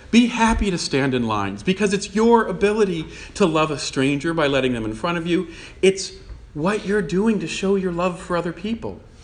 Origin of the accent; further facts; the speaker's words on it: Newton, Massachusetts, United States; I was born in Newton